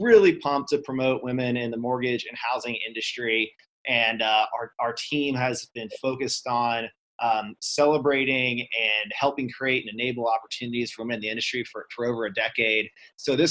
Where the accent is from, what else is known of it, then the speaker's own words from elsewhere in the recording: Vero Beach, Florida, United States; moved away as an adult; now in Texas, United States; I grew up in Vero Beach and been until moving out to Texas, but most of my life in Florida